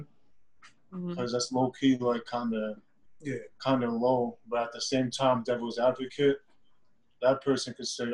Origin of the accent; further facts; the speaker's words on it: Cambridge, Massachusetts, United States; I'm from Cambridge, Massachusetts